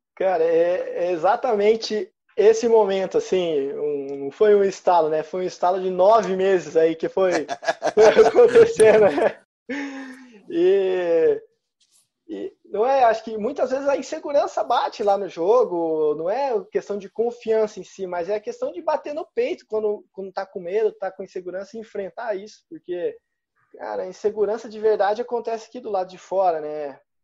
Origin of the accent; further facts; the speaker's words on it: Goiânia, Goiás, Brazil; moved away; also born or lived in Curitiba, Paraná; eu vim de Goiás, né? Lá não tinha nenhum time assim de referência. Eu nasci em Curitiba, mas comecei a jogar vôlei em Goiânia